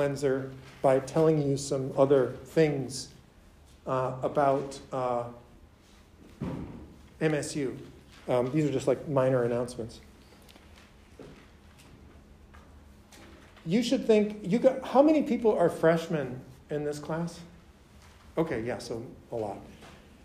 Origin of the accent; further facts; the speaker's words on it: Minneapolis, Minnesota, United States; moved away; I didn't grow up in rural Minnesota. I grew up in Minneapolis, which is like a big city of the Midwest